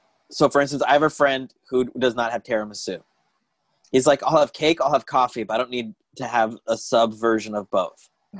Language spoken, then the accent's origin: English; Tucson, Arizona, United States; now in Los Angeles, United States; Tucson, Arizona.